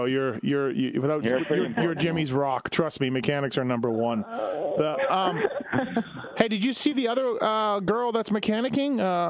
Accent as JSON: {"language": "English", "country": "Canada", "said": "I'm Canadian."}